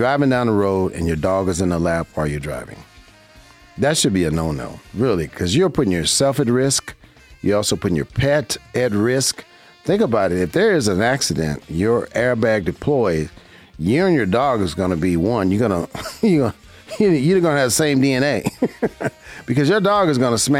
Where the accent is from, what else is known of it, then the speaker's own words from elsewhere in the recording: Las Vegas, Nevada, United States; I'm a local here in Las Vegas, Nevada. This is my hometown. I grew up here, and I love my city.